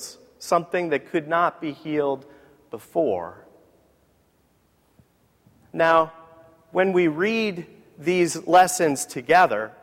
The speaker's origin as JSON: {"language": "English", "town": "San Diego", "region": "California", "country": "United States", "tie": "born or raised there", "said": "I grew up in San Diego"}